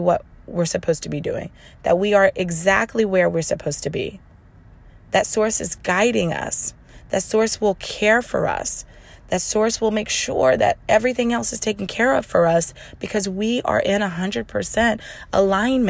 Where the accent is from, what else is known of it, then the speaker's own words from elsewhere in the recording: the Bible Belt, United States; I'm from the Bible Belt